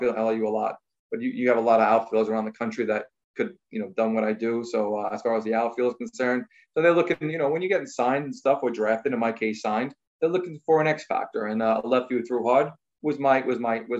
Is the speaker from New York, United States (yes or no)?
yes; New York City, New York, United States; I grew up on Staten Island, played at Staten Island Little League